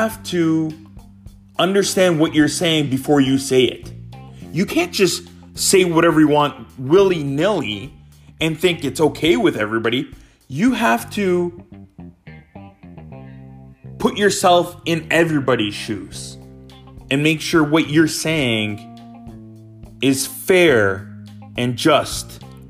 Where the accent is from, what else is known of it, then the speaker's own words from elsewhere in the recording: Brampton, Ontario, Canada; also born or lived in Windsor, Canada; growing up in the GTA, of the greater area of Toronto